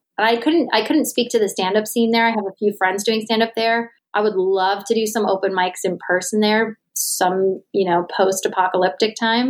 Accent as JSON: {"language": "English", "region": "New York", "country": "United States", "said": "I was hoping as a New Yorker just to hate LA like I was taught to by way of never going, just for no reason having hatred."}